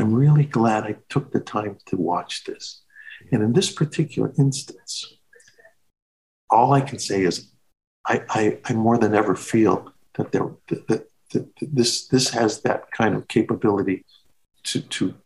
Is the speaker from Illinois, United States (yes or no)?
yes; Chicago, Illinois, United States; moved away; I love Chicago. It's my hometown.